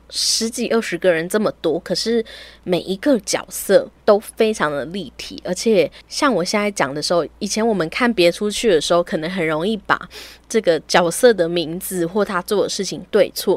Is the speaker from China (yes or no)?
no; Taiwan; 尽管我们是一个台湾人